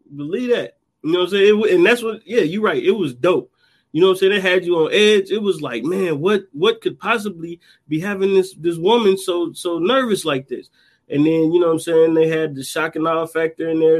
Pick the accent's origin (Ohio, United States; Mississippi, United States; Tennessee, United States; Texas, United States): Ohio, United States; Dayton; right here in my hometown